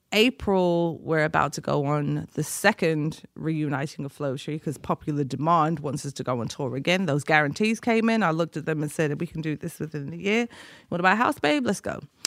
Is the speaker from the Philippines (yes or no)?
no; Liverpool, North West England, United Kingdom; and well, I'm from Liverpool, so Liverpool LFC.